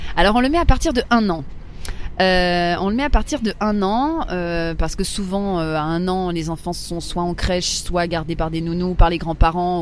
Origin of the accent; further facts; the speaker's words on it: Paris, Île-de-France, France; j'ai toujours vécu à Paris, j'ai grandi à Paris